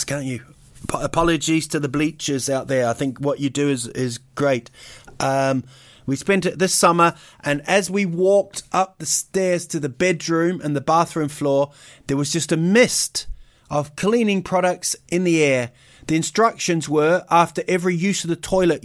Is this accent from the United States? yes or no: no; New Zealand; also born or lived in United Kingdom; I was actually born in Britain, but I grew up in New Zealand